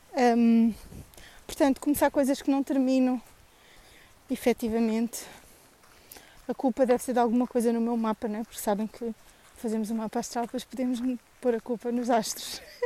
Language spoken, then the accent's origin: Portuguese; Tomar, Centro, Portugal; Sou tomarense